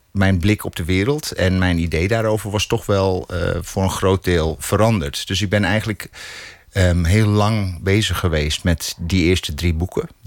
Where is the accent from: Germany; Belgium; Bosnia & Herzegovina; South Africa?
South Africa; first language English; Dutch is a second language; now in Netherlands; Ja, Engels is mijn eerste taal, eerste taal nog steeds.